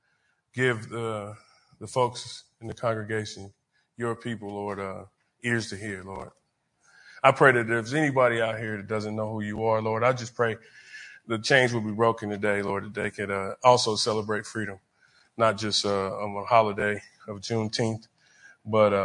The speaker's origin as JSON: {"language": "English", "area": "Wyandotte County", "region": "Kansas", "country": "United States", "tie": "born or raised there", "said": "I grew up in Wyandotte County"}